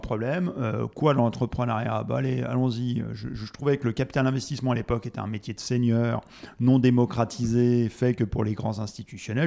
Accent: Gaillard, Auvergne-Rhône-Alpes, France; moved away as an adult; also born or lived in Annecy; now in Paris, France; je suis parti comme ça, d'Annemasse, enfin Gaillard pour être précis

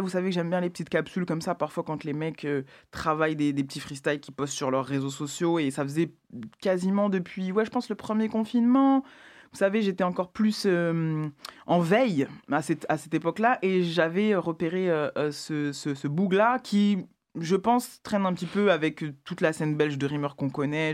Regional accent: Val-de-Marne, Île-de-France, France; de là où j'ai grandi, donc euh, Val-de-Marne

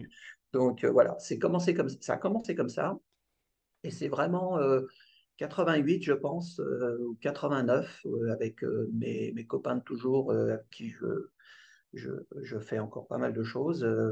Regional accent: Aubergenville, Île-de-France, France; j'ai grandi en 78 à Elisabethville, entre les Mureaux et Mantes-la-Jolie

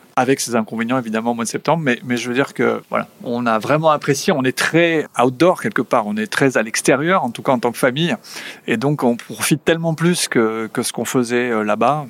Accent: Basque Country, France; moved away as an adult; also born or lived in Spain; now in United States; en tant que bon basque

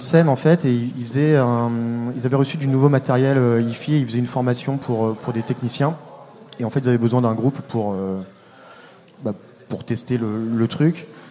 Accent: La Roche-sur-Yon, Pays de la Loire, France; now in Rennes, France; Ça fait très longtemps que j'habite ici, mais euh, j'ai grandi à La Roche-sur-Yon

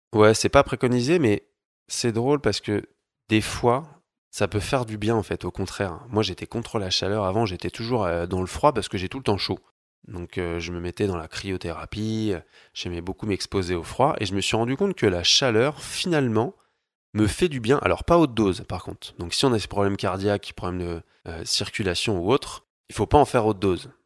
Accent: Paris, Île-de-France, France; moved away as an adult; now in Annecy, France; Je viens de Paris, j'habite Annecy dans les montagnes

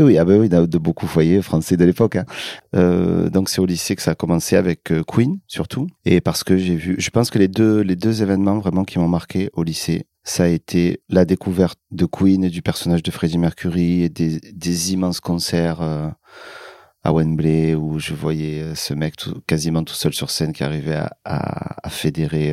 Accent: Marseille, Provence-Alpes-Côte d'Azur, France; also born or lived in Paris / Corsica; D'adoption, parce que je suis né à Paris, où je suis resté, euh, je crois, 4 euh, ou 5 ans. J'ai absolument aucun souvenir en fait de cette époque-là et euh, après Paris, je suis allé vivre en Corse pendant deux ans. Moi, je suis arrivé à Marseille vers 7-8 euh, ans

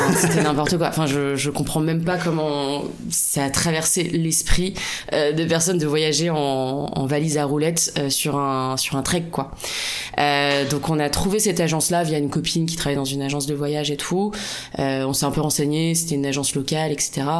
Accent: La Rochelle, Nouvelle-Aquitaine, France; je viens de La Rochelle, mon prénom est d'origine vietnamienne

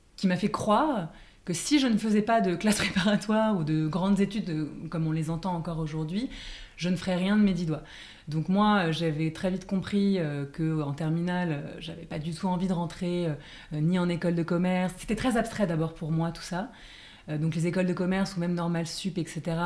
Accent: Paris, Île-de-France, France; j'ai grandi et j'habite à Paris

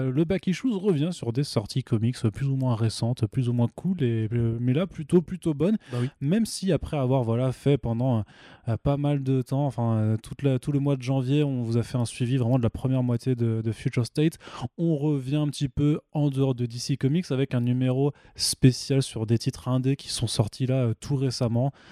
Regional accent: Italy; Non, je t'ai déjà dit, je suis italien, j'ai le droit.

